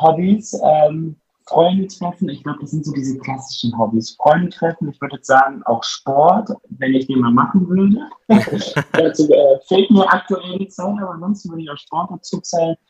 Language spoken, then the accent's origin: German; Cologne, North Rhine-Westphalia, Germany; als Kölner hat man so ein bisschen äh, den Karneval in der DNA.